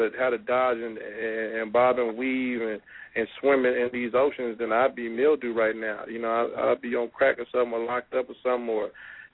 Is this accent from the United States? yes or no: yes; the Bay Area, California, United States; now in Sacramento, United States; I'm from the Bay anyway, originally, you know, born and raised